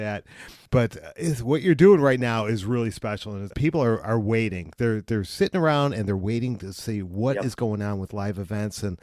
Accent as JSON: {"language": "English", "town": "Cleveland", "region": "Ohio", "country": "United States", "tie": "born or raised there", "said": "I do love my hometown."}